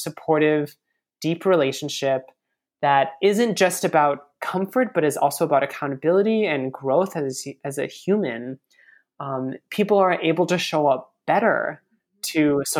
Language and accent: English; United States; So I'm Asian American, and I think that over the past several years, there's been kind of this like awkward acknowledgement of like, yeah, Asians are like people of color